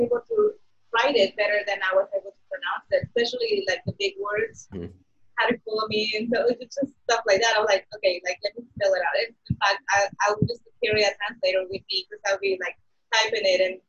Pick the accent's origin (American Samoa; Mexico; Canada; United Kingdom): Mexico; now in United States; I grew up in Mexico, so Mexican food every day.